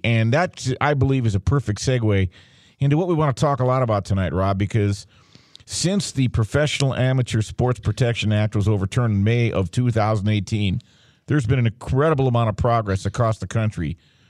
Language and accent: English; Michigan, United States; Michigan, by the way, my home state